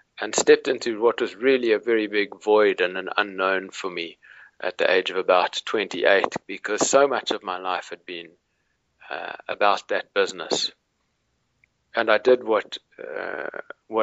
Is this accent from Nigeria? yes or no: no; Cape Town, Western Cape, South Africa; I grew up in Cape Town, South Africa